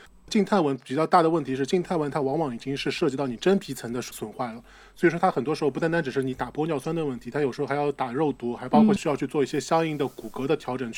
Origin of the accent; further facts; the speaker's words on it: southern China, China; 我们都是南方人吧？